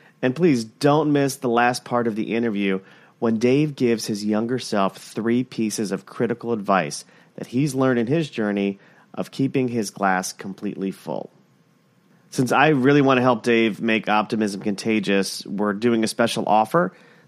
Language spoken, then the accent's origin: English; Plantation, Florida, United States; I grew up in Plantation.